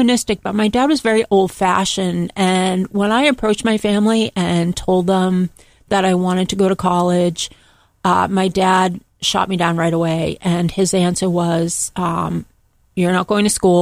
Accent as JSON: {"language": "English", "town": "Boston", "region": "Massachusetts", "country": "United States", "tie": "born or raised there", "said": "I'm from Boston, Massachusetts, and I am the oldest of three children, the only girl. And I grew up in a very modest family background"}